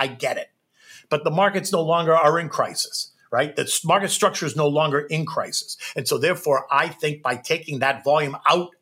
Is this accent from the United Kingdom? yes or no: no; United States; as an American, even as an American that had my own business on the floor of the exchange